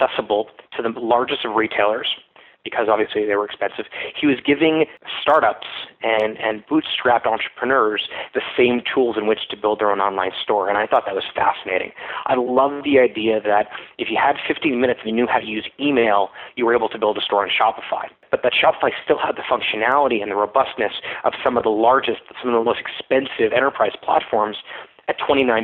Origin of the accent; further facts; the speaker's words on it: Florida, United States; also born or lived in Montreal, Canada; now in Ottawa, Canada; I grew up in Florida, but I went to McGill for my undergrad